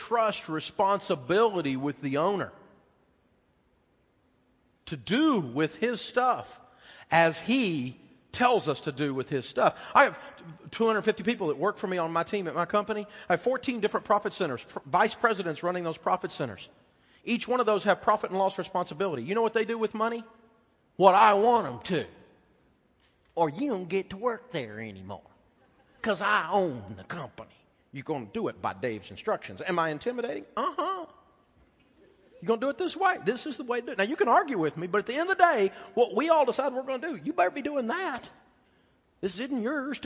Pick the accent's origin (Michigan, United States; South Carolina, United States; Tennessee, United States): Tennessee, United States; moved away; I'm from Tennessee